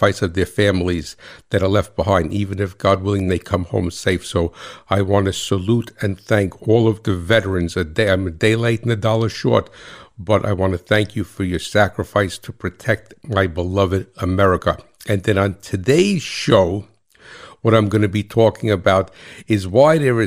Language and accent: English; New Jersey, United States; I'm from Jersey